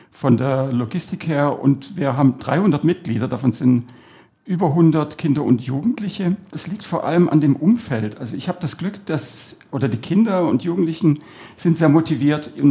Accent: Cologne, North Rhine-Westphalia, Germany; born there; also born or lived in Southern Germany; now in Detting, Germany; Ich bin zwar in Köln geboren, und bin dann quer durch Süddeutschland eigentlich umgezogen immer wieder und bin dann in Detting hängen geblieben

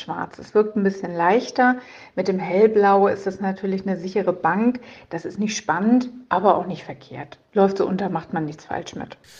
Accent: Hamburg, Germany; Ich komme ja aus Hamburg

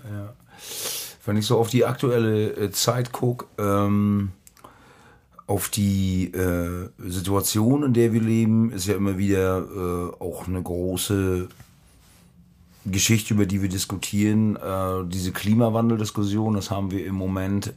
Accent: Germany; ich bin aus Deutschland

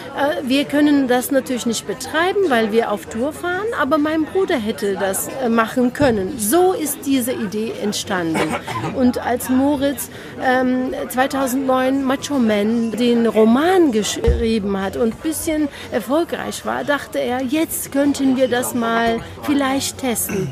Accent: Cologne, North Rhine-Westphalia, Germany; also born or lived in Turkey; ich bin ein kölsch-türkisches Mädchen.

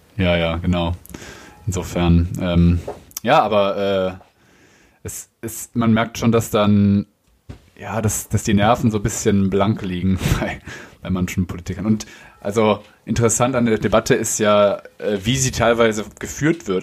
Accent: Germany; Als Deutscher

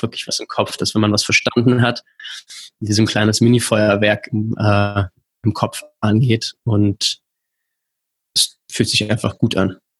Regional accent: Berlin, Germany; ich komme aus Berlin

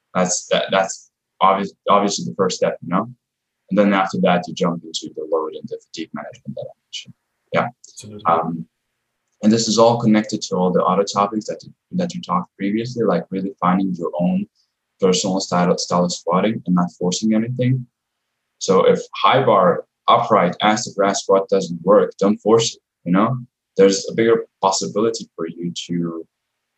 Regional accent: Croatia; I come from Croatia and, you know, people are still old school there.

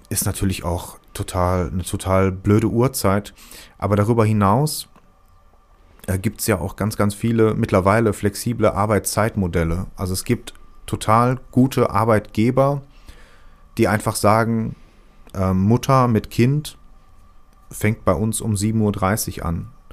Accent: Ruhrpott, North Rhine-Westphalia, Germany; accent: Pott dialect; diesen Pott-Dialekt, den ich halt wieder habe

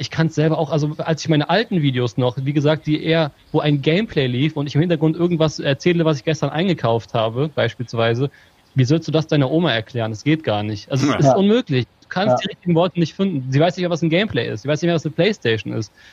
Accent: Hameln, Lower Saxony, Germany; Ich bin Ham äh, in Hameln geboren

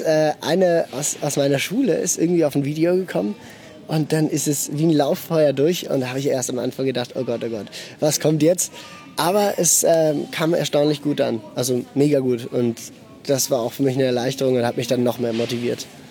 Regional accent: Basel, Basel-Stadt, Switzerland; ich bin in Basel geboren und aufgewachsen.

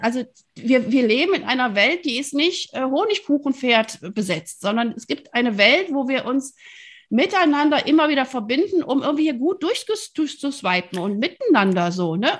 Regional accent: Rhineland, Germany; ich bin Rheinländerin

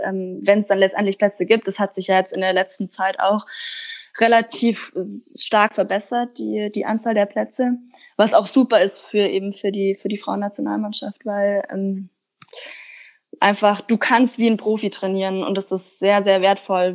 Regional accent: Kaufbeuren, Bavaria, Germany; moved away; ich komme aus dem Allgäu, ich komme ja ursprünglich aus Kaufbeuren

